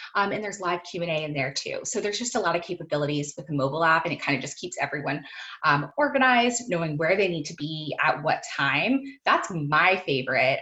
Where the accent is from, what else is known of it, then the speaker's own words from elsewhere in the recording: Virginia, United States; moved away as an adult; also born or lived in Florida; I am from Virginia, but was living in Florida at the time